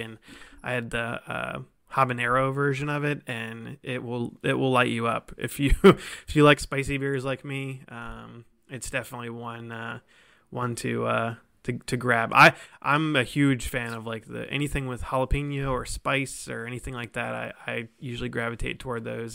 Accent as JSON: {"language": "English", "town": "Columbus", "region": "Ohio", "country": "United States", "moved": "as an adult", "lives_now": "Cincinnati, United States", "said": "I'm from Columbus in, originally"}